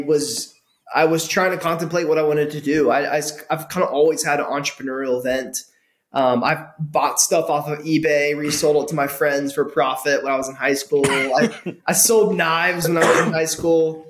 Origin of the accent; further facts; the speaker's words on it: suburbs of Atlanta, near Clarkston, Georgia, United States; I grew up outside of Clarkston, just 15 minutes north of Clarkston, in the suburbs